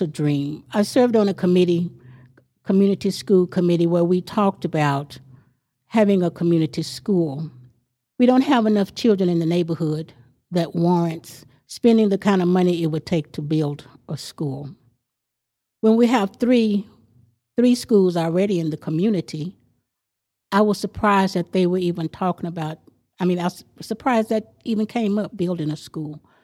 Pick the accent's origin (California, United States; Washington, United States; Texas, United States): Texas, United States; Amarillo; also born or lived in a farm in the country; I lived, I grew up on Hill Street